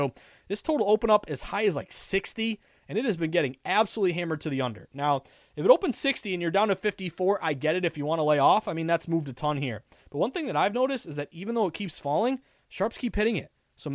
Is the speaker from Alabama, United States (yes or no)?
no; Massachusetts, United States; now in Boston, United States; I've been a New Englander my whole life. I was born in the Western Mass, the Berkshires. I went to the University of Vermont. I moved to Boston when I was 21. I've been here ever since.